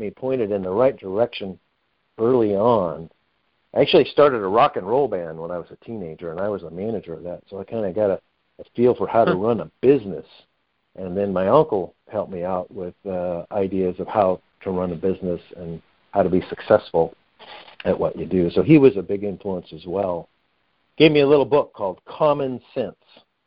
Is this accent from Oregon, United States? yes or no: yes; Medford, Oregon, United States; I grew up in Medford, Oregon, just over the California border